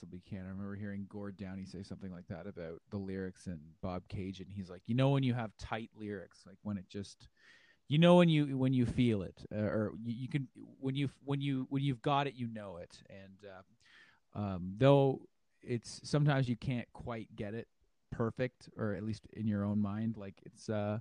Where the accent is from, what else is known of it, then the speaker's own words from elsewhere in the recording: Dundas, Ontario, Canada; now in Hamilton, Canada; … and I grew up in Dundas. We were born in Dundas